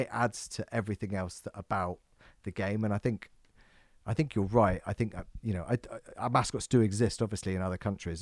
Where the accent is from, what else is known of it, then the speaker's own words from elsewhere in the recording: England, United Kingdom; we're English